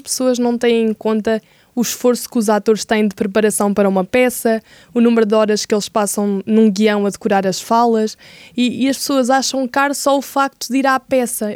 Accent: Portugal; nós enquanto portugueses

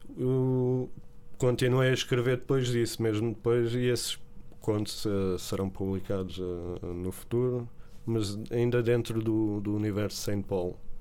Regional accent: Barreiro, Setúbal, Portugal; also born or lived in São Paulo, Brazil / Lisbon; no Barreiro sempre vivi lá, e, e São Paulo, que é a minha terra, já lá voltei em adulto

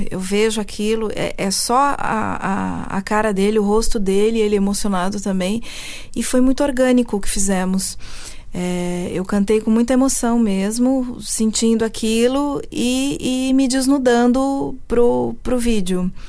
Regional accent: Switzerland; born there; also born or lived in Brazil; Eu nasci na Suíça e fui alfabetizada em francês. É, mas em casa falávamos português e meus pais tinham esse sotaque mais pro paulista

